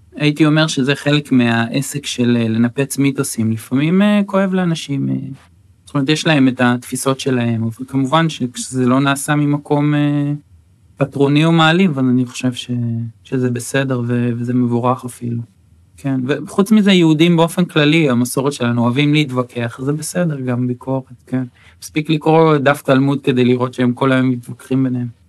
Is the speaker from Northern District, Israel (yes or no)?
yes; Acre, Northern District, Israel; first language Hebrew; also born or lived in Netanya; אז אני גדלתי בעכו, אחר, אחר כך בנתניה, זאת אומרת עד גיל 13 אה, בעצם אה, גדלתי בעכו